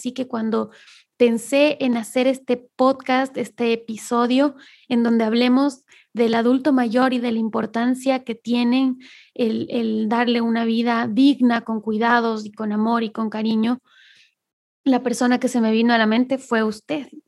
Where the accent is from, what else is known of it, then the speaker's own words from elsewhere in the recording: Cotacachi, Imbabura, Ecuador; moved away; also born or lived in Quito; Cotacachi es del pueblo de donde yo soy, ahí en Ecuador.